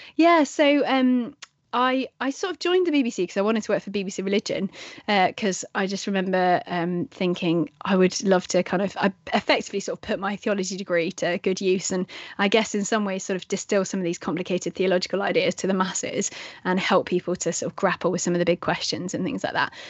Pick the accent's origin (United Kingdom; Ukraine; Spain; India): United Kingdom; England; I'm English